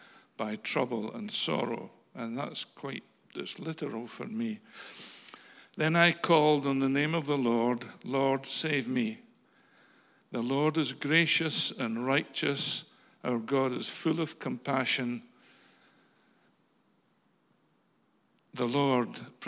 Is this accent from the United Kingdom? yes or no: yes; Falkirk, Scotland, United Kingdom; moved away as an adult; I'm a Falkirk boy. I was born in Falkirk Royal Infirmary in 1950, the 5th of September. And I lived in Falkirk for the first 25 years of my life